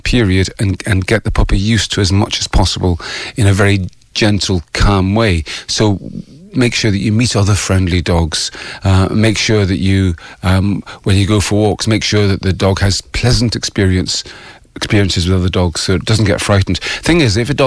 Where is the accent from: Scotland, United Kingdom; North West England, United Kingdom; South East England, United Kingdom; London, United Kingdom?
Scotland, United Kingdom; moved away as an adult; also born or lived in Ireland; now in Bray, Ireland; I don't want to be only Scottish, only British